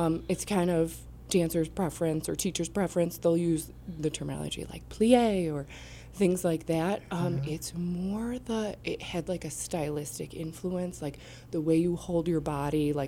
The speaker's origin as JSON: {"language": "English", "region": "upstate New York", "country": "United States", "moved": "as an adult", "lives_now": "Kansas City, United States", "said": "I'm from upstate New York. So I moved here about a year and a half ago"}